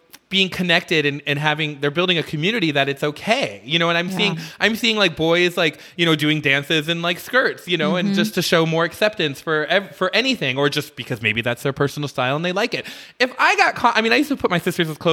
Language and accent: English; Midwest, United States; moved away; growing up in the Midwest when I was a kid